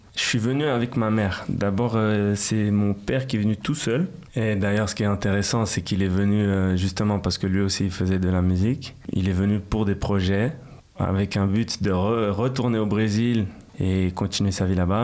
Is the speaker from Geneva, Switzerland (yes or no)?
yes; Geneva, Switzerland; French is a second language; also born or lived in São Paulo, Brazil; je suis genevois parce que voilà j'ai grandi aussi ici